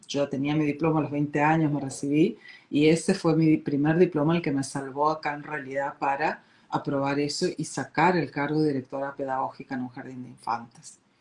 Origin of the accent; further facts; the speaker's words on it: Argentina; moved away as an adult; also born or lived in Corrientes, Argentina / Uruguay; now in Oslo, Norway; soy nativa argentina, pero radicada acá en Oslo, Noruega, hace muchos años